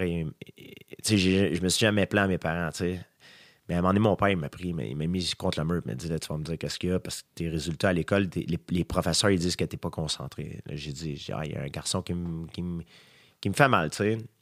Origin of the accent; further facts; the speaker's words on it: Saint-Isidore, Quebec, Canada; moi, je viens de Saint-Isidore, donc fallait qu'on on avait une longue ride d'autobus à prendre pour se rendre à l'école.